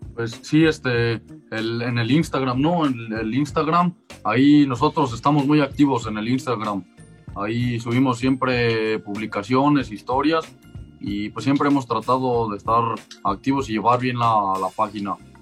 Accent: Mexico; todos como mexicanos

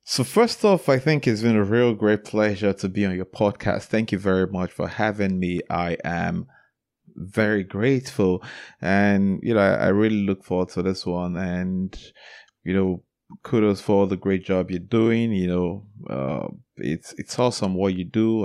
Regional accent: Enugu, Enugu State, Nigeria; So I was born in Enugu, Nigeria, and that is a city where I grew up and where I still live till date

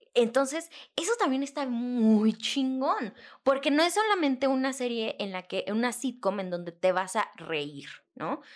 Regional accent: Mexico; nosotros como mexicanos

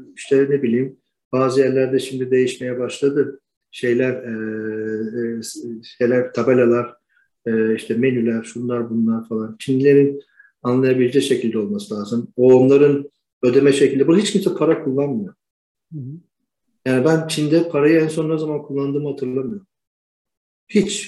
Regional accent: Istanbul, Turkey; moved away as an adult; also born or lived in Rumelia (ancestry); now in Sanya, China; İstanbul doğumluyum.

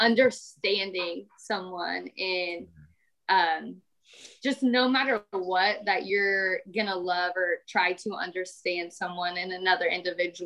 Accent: Kansas City, Missouri, United States; moved away as an adult; also born or lived in Idaho / California; from Kansas City, Missouri.

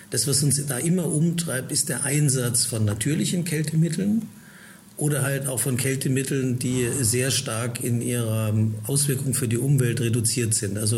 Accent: Heidelberg, Baden-Württemberg, Germany; Also ich bin in Heidelberg geboren, dort aufgewachsen in der Gegend

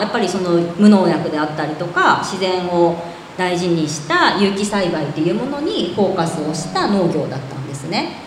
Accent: Kinokawa, Wakayama, Japan; 実家は和歌山県の紀の川市の甘露寺っていうところ

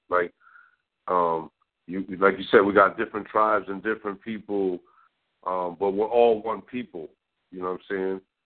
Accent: Connecticut, United States; growing up in Connecticut

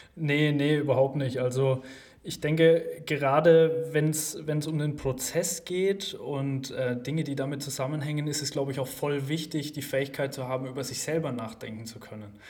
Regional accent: Gerolzhofen, Bavaria, Germany; also born or lived in Bamberg; ich komme aus Geroldshofen. Jetzt wird wahrscheinlich nicht jeder Geroldshofen kennen. Ähm, ist eine Kleinstadt in Unterfranken in der Nähe von Schweinfurt

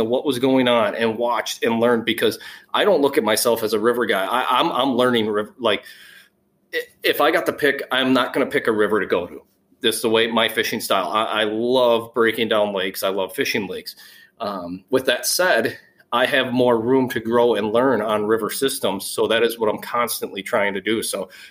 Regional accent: Wisconsin, United States; I'm from Wisconsin

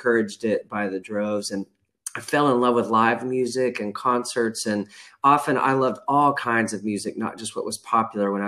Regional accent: rural Texas west of Fort Worth, United States; we grew up in Texas in a pretty rural portion of Texas west of Fort Worth

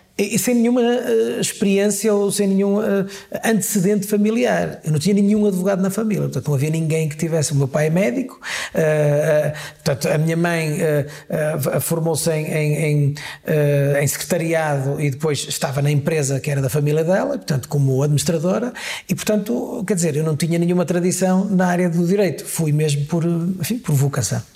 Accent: Guimarães, Norte, Portugal; also born or lived in Porto; eu sou natural de Pevidém, que é uma freguesia, é uma vila do Conselho de Guimarães

